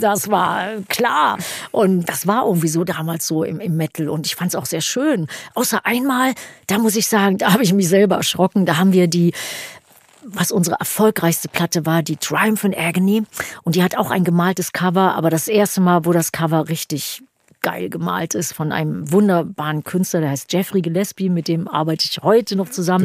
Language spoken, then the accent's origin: German; Germany; moved away as an adult; also born or lived in New York; Hier bei uns in Deutschland